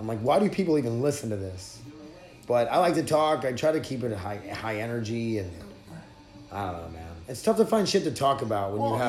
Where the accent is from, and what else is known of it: near Sisseton Indian Reservation, South Dakota, United States; born or raised there